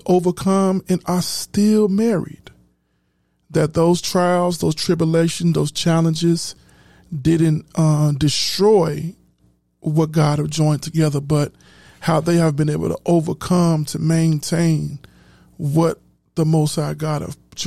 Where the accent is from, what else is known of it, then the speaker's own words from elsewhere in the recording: Chicago, Illinois, United States; I'm from Chicago